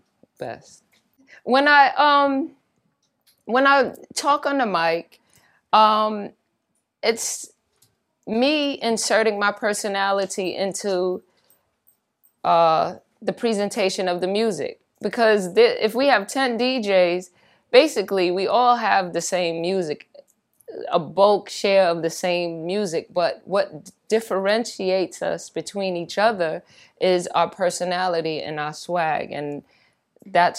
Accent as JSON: {"language": "English", "town": "New York City", "region": "New York", "country": "United States", "tie": "born or raised there", "said": "Born and raised in the Bronx"}